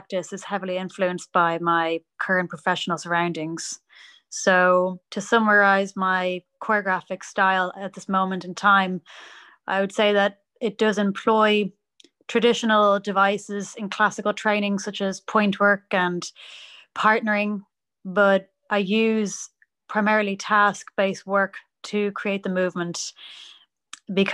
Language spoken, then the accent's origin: English; Dublin, Leinster, Ireland; moved away as an adult; now in Antwerp, Belgium; I come from Dublin, Ireland.